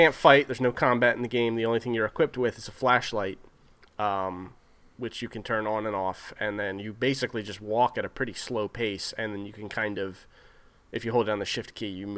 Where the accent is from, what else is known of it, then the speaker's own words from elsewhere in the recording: New Jersey, United States; us growing up in New Jersey